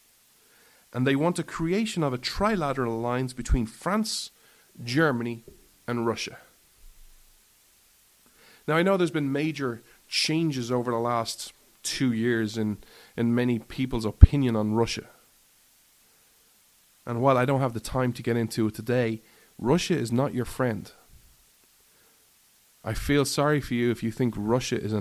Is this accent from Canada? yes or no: no; Ireland; I'm an Irishman